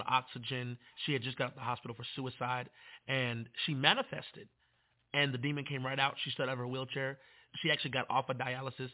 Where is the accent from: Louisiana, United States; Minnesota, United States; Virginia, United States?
Virginia, United States; Manassas; I'm from Manassas